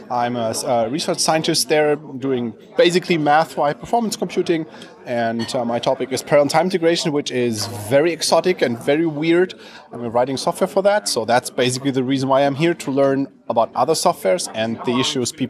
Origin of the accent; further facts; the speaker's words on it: Leipzig, Saxony, Germany; I'm from Leipzig. I'm working at the uh, Leipzig University